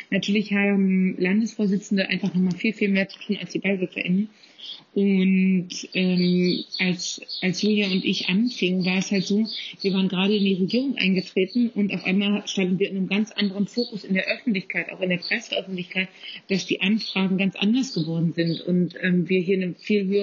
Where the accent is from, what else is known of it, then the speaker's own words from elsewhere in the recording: Kleinmachnow, Brandenburg, Germany; Ich bin aus Klemmachner, ähm, das ist in Potsdam-Mittelmarkt, sozusagen ähm, fettester Speckgürtel zwischen Berlin und, ähm, ja, zwischen Berlin und Potsdam. Und da äh, bin ich auch groß geworden.